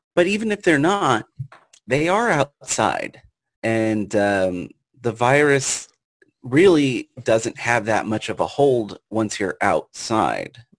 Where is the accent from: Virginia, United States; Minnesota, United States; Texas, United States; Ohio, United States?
Virginia, United States; Richmond; growing up in uh, Richmond, Virginia